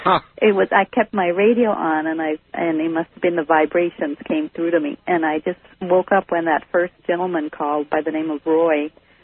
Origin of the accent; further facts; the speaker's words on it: Charlotte Amalie, U.S. Virgin Islands; now in Santa Rosa, United States; I'm from the U.S. Virgin Islands, from St. Thomas.